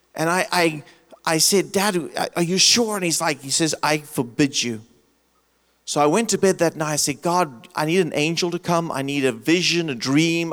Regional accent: South Africa; moved away as an adult; also born or lived in Michigan, United States; now in United States; I grew up in South Africa. I left it because of apartheid

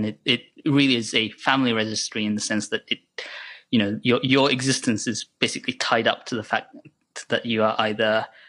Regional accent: Sapporo, Hokkaido, Japan; born there; It was registered in Sapporo, Hokkaido, because I was born there.

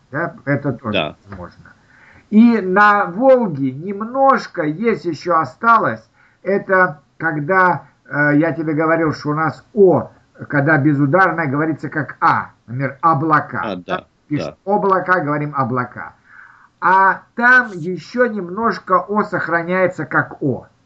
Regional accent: Turkmenistan; also born or lived in Kazakhstan; Я, у меня детство прошло в Средней Азии, э, в Туркмении и в Казахстане

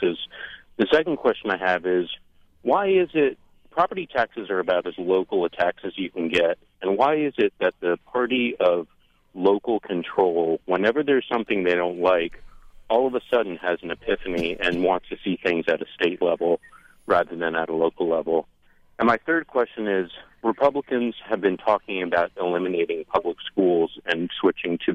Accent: California, United States; now in Lewisburg, United States; I grew up in California during the time of Proposition getting passed

